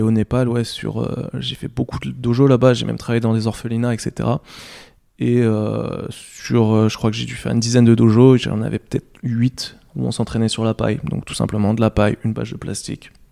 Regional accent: France; moved away; je suis français

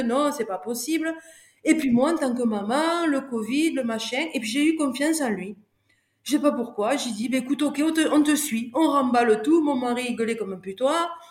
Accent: France; je te le dis en tant que bon français

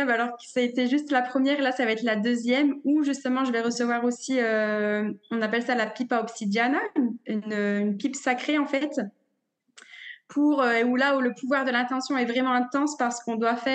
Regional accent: northern France, France; comme je disais, je suis originaire du nord de la France

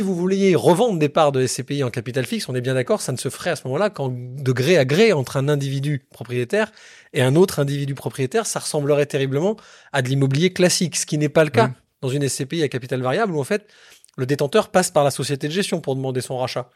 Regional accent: Bordeaux, Nouvelle-Aquitaine, France; je suis bordelais

